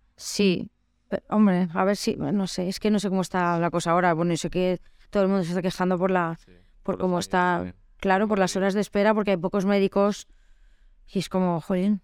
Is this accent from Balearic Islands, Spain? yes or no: yes; Mallorca, Balearic Islands, Spain; moved away; Yo soy de Mallorca